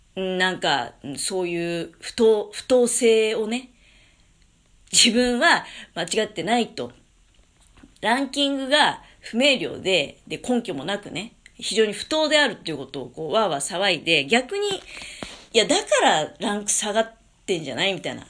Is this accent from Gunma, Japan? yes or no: no; Tokamachi, Niigata, Japan; also born or lived in Tokyo; 実家10日町